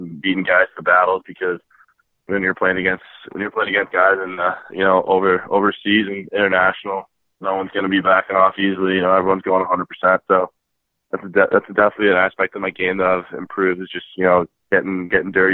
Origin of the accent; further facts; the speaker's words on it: Chicago, Illinois, United States; I'm from Chicago, Illinois